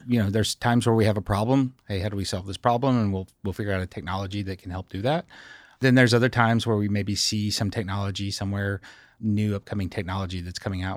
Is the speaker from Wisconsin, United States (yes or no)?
no; Scottsville, Kentucky, United States; I grew up in Scottsville, Kentucky, home of Dollar General stores.